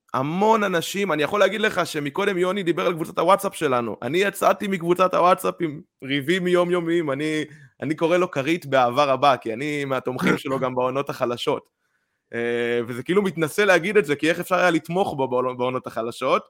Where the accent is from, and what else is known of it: Israel